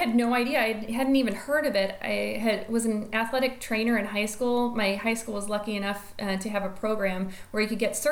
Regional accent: Destin, Florida, United States; moved away as an adult; also born or lived in Kansas City, Missouri; just left and fled Destin, Florida, which is my hometown, which I love and adore.

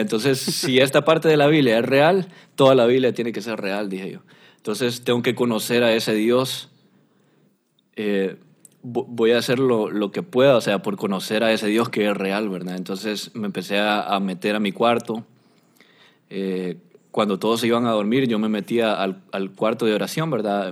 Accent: Honduras; yo soy de Honduras

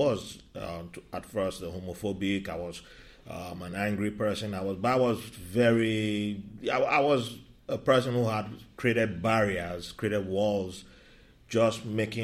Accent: Nigeria; now in United States; I wasn't born here, and I was born in Nigeria. And as a kid growing up

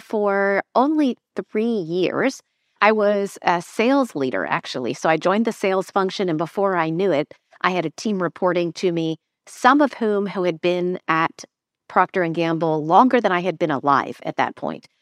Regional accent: Lancaster, Pennsylvania, United States; moved away; also born or lived in London; I grew up in Amish country in Lancaster, Pennsylvania

